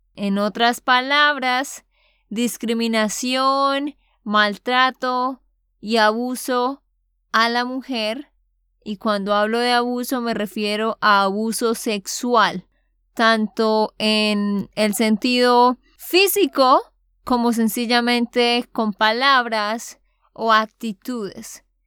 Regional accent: Santander, Colombia; de Santander, Colombia

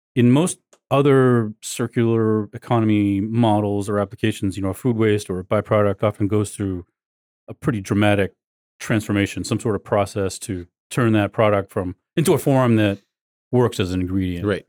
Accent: Maine, United States; Maine, my home state

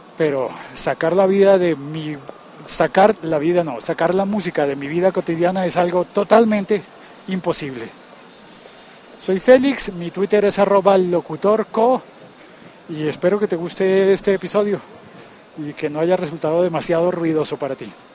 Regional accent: Bogotá, Colombia; cómo es la vida en mi país, en mi ciudad

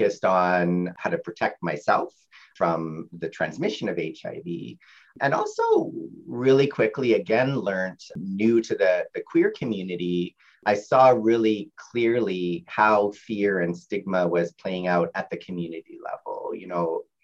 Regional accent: Winnipeg, Manitoba, Canada; I grew up in Fort Richmond and surrounded by a university kind of environment

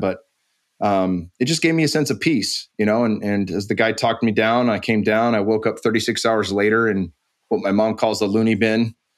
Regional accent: San Jose, California, United States; also born or lived in Arizona; I moved back home from Arizona to train at American Kickboxing Academy. And that, that had been, you know, one of the greatest camps and still to this day is one of the greatest camps in the world. And it was right in my backyard in San Jose

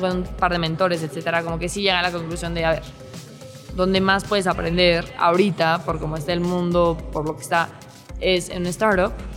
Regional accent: Mexico City, Mexico; soy de Ciudad de México

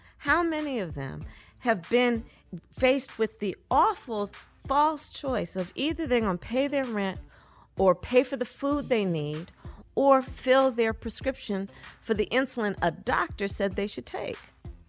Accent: Oakland, California, United States; As you know, Steve, I was born in Oakland, California. I was raised, my sister and I, by our mother, who worked long days and weekends.

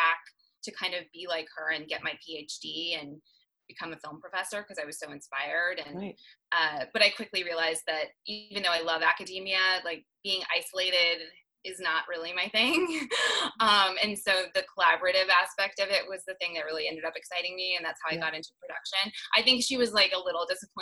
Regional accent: Denver, Colorado, United States; moved away as an adult; now in California, United States; growing up in Denver, I'm a huge urbanite

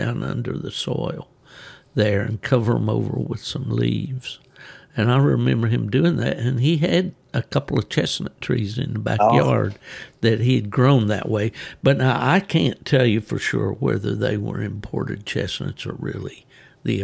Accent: West Virginia, United States; moved away; Typical of what I grew up with up in West Virginia

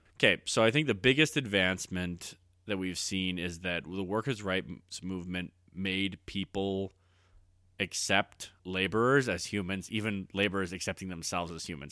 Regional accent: Alberta, Canada; we're, uh, living in Alberta right now, and I was raised in Alberta. Like, I grew up with guys who knew guys who died on the rigs

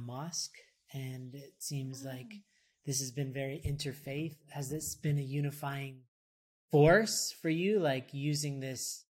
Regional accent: Toronto, Ontario, Canada; I was born and raised in Toronto.

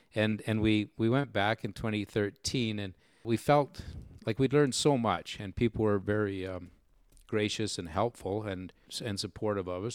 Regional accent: Manitoba, Canada; the Manitoba team was represented primarily from from man from from my hometown and the area just very nearby

